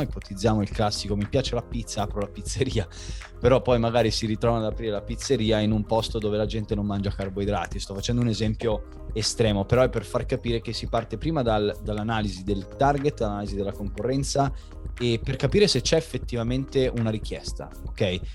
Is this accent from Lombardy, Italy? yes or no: yes; Milan, Lombardy, Italy; moved away as an adult; also born or lived in Varese; now in Rome, Italy; i miei genitori sono di Milano, io sono andato via di casa praticamente quando avevo 18 anni per il nuoto